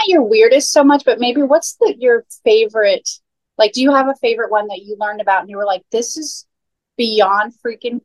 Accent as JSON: {"language": "English", "region": "Florida", "country": "United States", "tie": "born or raised there", "said": "I grew up in Florida"}